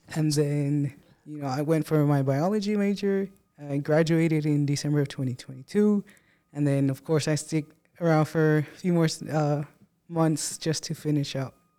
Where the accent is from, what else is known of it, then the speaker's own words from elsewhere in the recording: Presidio, Texas, United States; now in Odessa, United States; I came from Presidio, Texas, really small city, um, and small classes, small everything